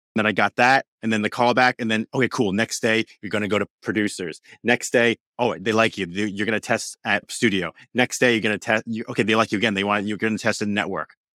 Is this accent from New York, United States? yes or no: yes; New York, United States; raised in New York my whole life